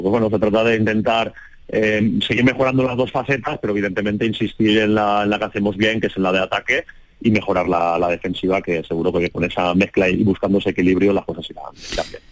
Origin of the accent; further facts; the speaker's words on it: Valencian Community, Spain; moved away as an adult; also born or lived in Jerez de la Frontera, Andalusia; casi había pasado más años en, Andalucía que, prácticamente en mi Valencia Natal